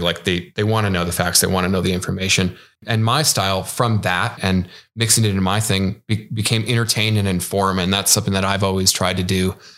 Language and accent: English; Midwest, United States; moved away; also born or lived in West Coast; I grew up in the Midwest, even though I'm a, an avid West Coaster now.